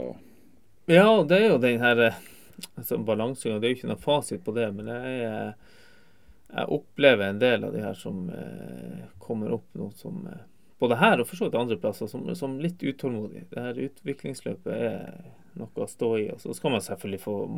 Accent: Tromsø, Troms, Norway; also born or lived in Kvænangen; now in Alta, Norway; bor i Alta, jeg er født og oppvokst i Tromsø.

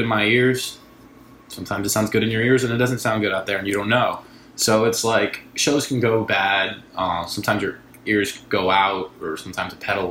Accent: New York, United States; I grew up here in New York

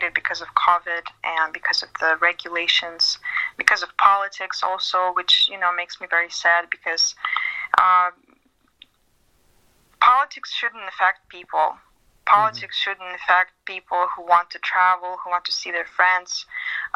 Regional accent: Siberia, Russia

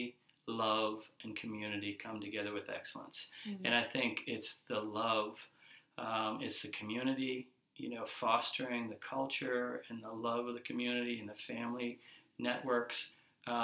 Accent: United States; moved away as an adult; now in Mozambique; being an American businessman, a Mozambican business owner, and a resident of Mozambique for 5 years

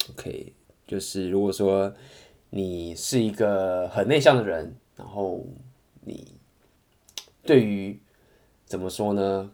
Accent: Taiwan; moved away; OK，然后我是台湾人，然后我刚好第一天来到了这个地方

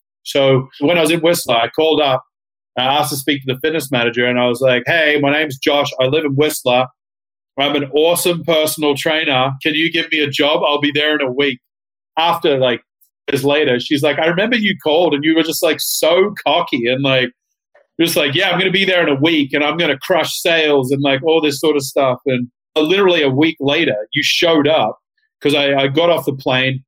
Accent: Australia; moved away as an adult; now in Canada; I'm originally from Australia. I was born and raised in Australia. I was there till I was 21.

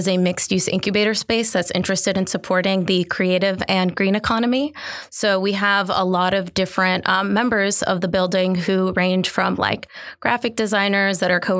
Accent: the North, United States; obviously, as a Northerner, we have our misconceptions about the South.

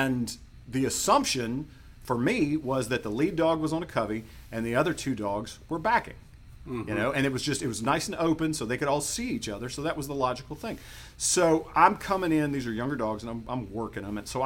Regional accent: Mississippi, United States; I grew up in Mississippi and we quail hunted here

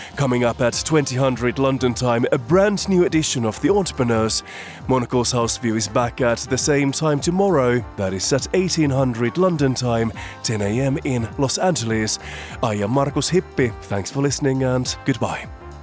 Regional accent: Finland; moved away; my home country of Finland

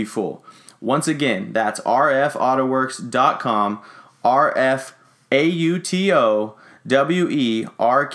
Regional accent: Sacramento, California, United States; I have lived in Sacramento all my life

